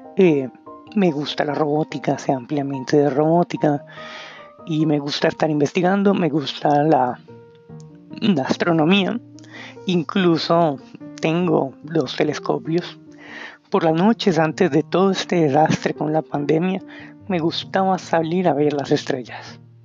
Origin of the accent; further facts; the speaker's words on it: Bogotá, Colombia; soy de Colombia, de Bogotá